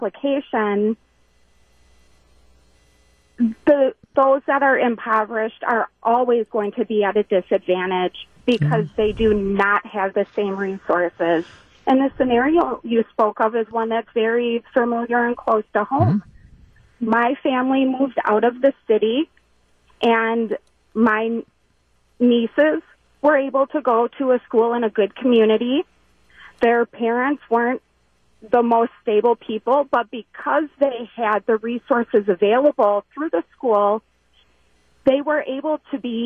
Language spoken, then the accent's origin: English; Milwaukee, Wisconsin, United States; I grew up in Milwaukee